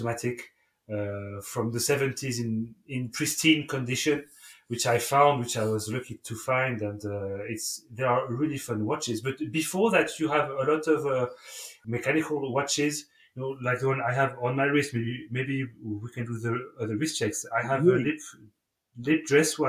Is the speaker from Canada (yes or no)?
no; Besançon, Bourgogne-Franche-Comté, France; also born or lived in United Kingdom; I grew up in Besançon. I lived in the UK for 5 years when I was a kid, but I came back to Besançon